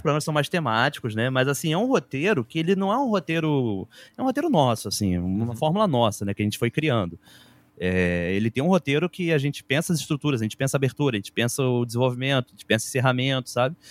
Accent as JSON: {"language": "Portuguese", "region": "Rio de Janeiro", "country": "Brazil", "tie": "born or raised there", "said": "eu morava em Bangu, cresci em Bangu, bairro da Zona Oeste do Rio de Janeiro"}